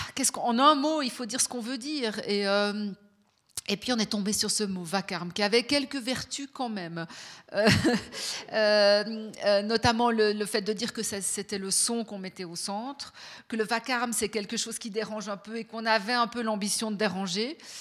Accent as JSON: {"language": "French", "region": "Fribourg", "country": "Switzerland", "tie": "born or raised there", "said": "moi, je suis née à Fribourg, j'ai grandi à Fribourg"}